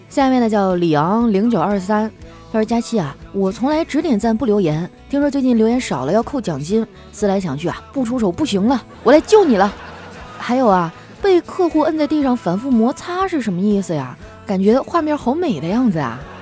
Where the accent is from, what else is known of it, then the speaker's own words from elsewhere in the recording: Qitaihe, Heilongjiang, China; moved away as an adult; also born or lived in Harbin; 我的老家，我小时候生活的地方叫七台河，那是一个以煤为生的城市